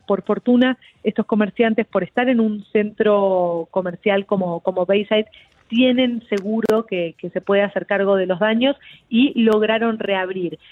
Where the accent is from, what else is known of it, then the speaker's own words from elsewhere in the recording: Argentina; now in Miami, United States; mi país, yo soy argentina